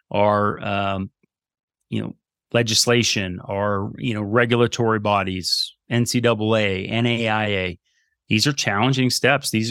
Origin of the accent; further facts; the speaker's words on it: East Coast, United States; we're from the East Coast, and I keep moving her more and more west